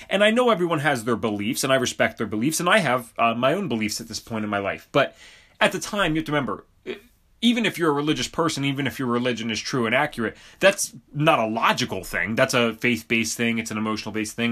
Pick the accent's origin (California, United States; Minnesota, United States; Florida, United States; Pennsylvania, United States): Pennsylvania, United States; Bucks County; I grew up in Bucks County, Pennsylvania